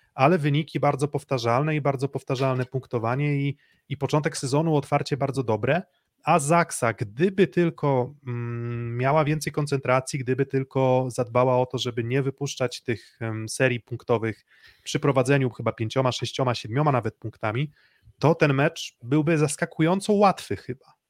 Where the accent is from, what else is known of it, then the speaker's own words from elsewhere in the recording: Olsztyn, Warmian-Masurian Voivodeship, Poland; ja jestem z Olsztyna